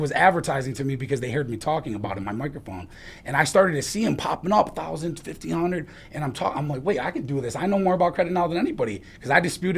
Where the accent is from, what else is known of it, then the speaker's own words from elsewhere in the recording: New York, United States; also born or lived in Syracuse; we grew up in New York